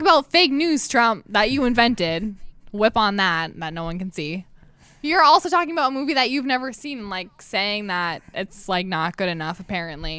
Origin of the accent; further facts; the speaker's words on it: New Hampshire, United States; moved away as an adult; now in North Dakota, United States; I'm from New